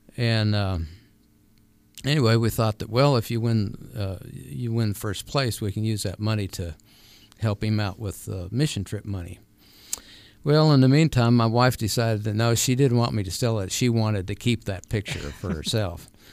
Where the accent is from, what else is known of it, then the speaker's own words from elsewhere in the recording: California, United States; also born or lived in New Mexico; now in Arizona, United States; I was born in California, so we lived right out there where they were